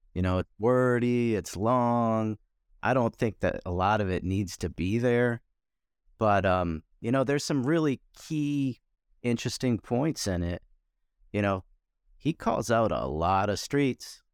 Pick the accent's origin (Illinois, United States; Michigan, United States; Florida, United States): Michigan, United States; I grew up in Michigan, born and raised in Michigan